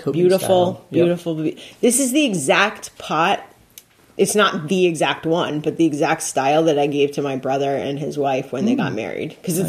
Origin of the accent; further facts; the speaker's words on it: New England, United States; now in Virginia, United States; I grew up in New England